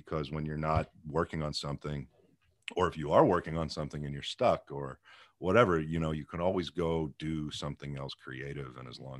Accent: Pittsburgh, Pennsylvania, United States; Pittsburgh, Pennsylvania.

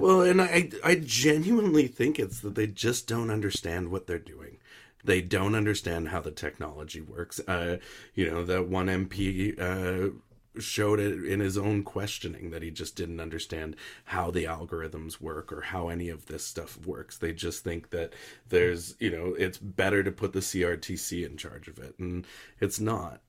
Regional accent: Canada; I am Canadian content.

